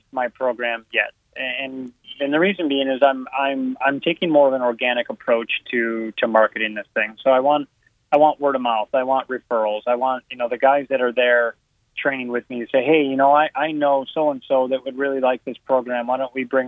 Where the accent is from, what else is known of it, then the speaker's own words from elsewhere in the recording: Northern Illinois, United States; moved away; I'm from Northern Illinois, and I would travel south in the winters